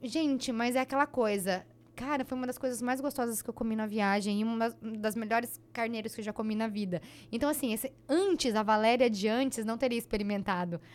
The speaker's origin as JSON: {"language": "Portuguese", "town": "Dracena", "region": "São Paulo", "country": "Brazil", "tie": "born or raised there", "said": "eu fui criada em Dracena"}